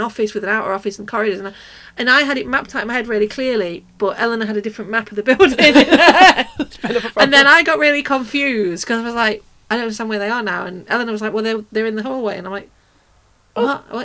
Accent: Nottingham, East Midlands, United Kingdom; I'm from Nottingham

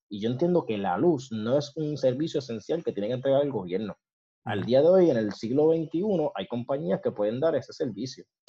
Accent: Puerto Rico

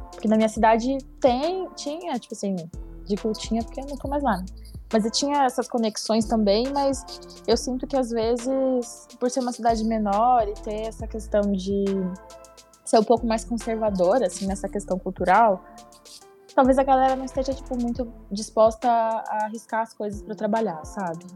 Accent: Curitiba, Paraná, Brazil; moved away as an adult; now in São Paulo, Brazil; sou de Curitiba, é capital, mas é uma cidade meio vibe de cidade pequena

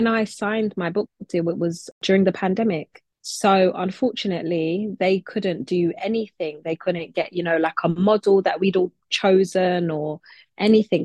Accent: London, United Kingdom; I'm in London, where I was born and raised and where I continue to live and work

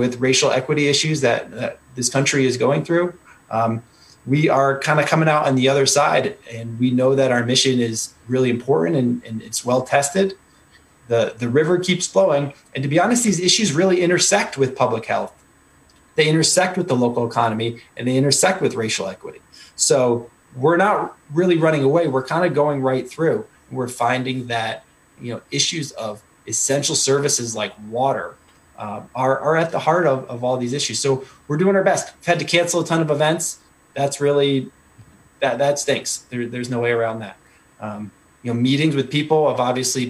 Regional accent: Connecticut, United States; moved away as an adult; also born or lived in Guatemala / Alaska / Washington, D.C. / Washington State; now in New Hampshire, United States; I grew up in Connecticut. So I do have the New England roots

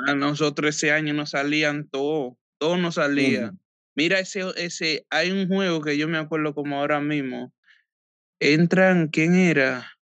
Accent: Samaná, Dominican Republic; moved away as an adult; also born or lived in Santo Domingo, Dominican Republic; now in United States; Hasta como ocho o nueve años de ahí me fui hacia la capital con mi papá

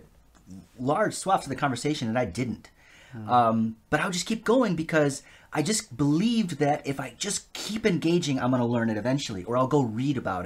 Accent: United States; I'm American

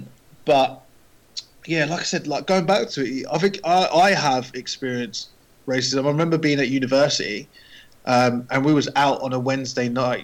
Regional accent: Bedford, East of England, United Kingdom; because I'm from Bedford.

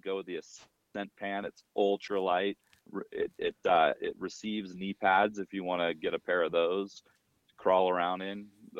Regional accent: Colorado, United States; born or raised there

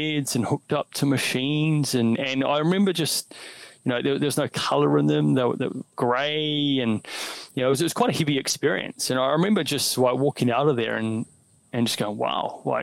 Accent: New Zealand; I grew up in New Zealand.

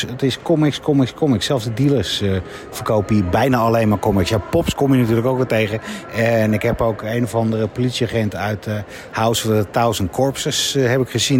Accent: Netherlands; Wij zijn Nederlanders

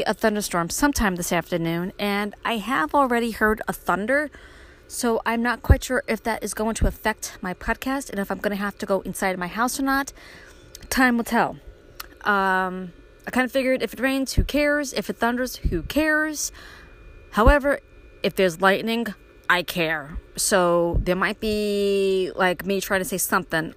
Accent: Brooklyn, New York, United States; when I was a little girl growing up in Brooklyn

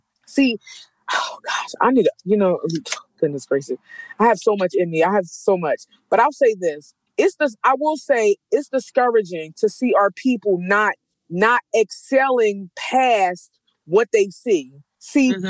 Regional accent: Philadelphia, Pennsylvania, United States; I'm from North Philadelphia, graduated from Strawberry Mansion

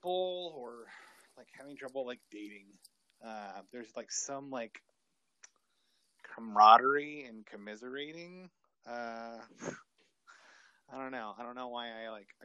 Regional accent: West Texas, United States; Growing up in West Texas

